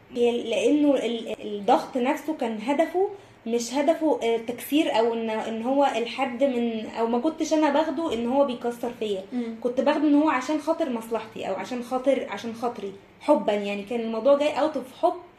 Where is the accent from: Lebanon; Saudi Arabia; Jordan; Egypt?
Egypt; اللي عندنا كمصريين وكعرب